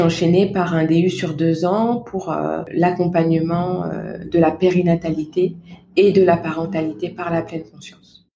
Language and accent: French; Val-de-Marne, Paris region, Île-de-France, France; moved away; je suis originaire de naissance du Val-de-Marne, en région mmh. parisienne, où j'ai passé toute mon enfance, mon adolescence